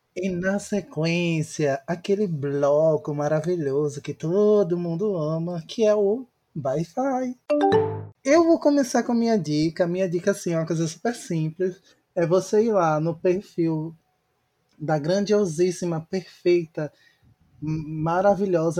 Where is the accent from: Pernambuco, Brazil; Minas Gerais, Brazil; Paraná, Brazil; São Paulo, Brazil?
Pernambuco, Brazil; Recife; Eu, como recifense